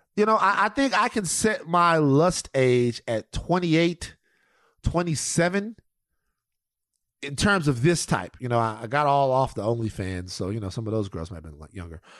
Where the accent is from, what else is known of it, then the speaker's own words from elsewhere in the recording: Baton Rouge, Louisiana, United States; I'm from Baton Rouge